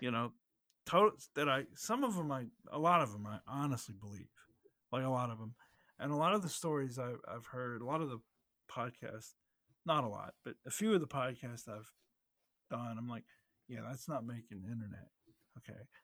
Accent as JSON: {"language": "English", "country": "United States", "said": "as an American"}